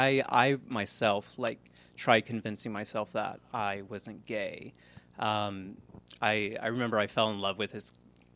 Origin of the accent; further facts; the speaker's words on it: Orland, Indiana, United States; Girl, I am from Indiana.